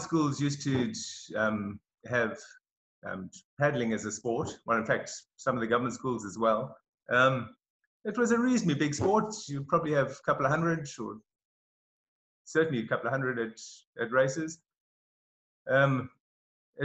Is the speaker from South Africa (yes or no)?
yes; Durban, KwaZulu-Natal, South Africa; moved away as an adult; now in Australia; I grew up in Durban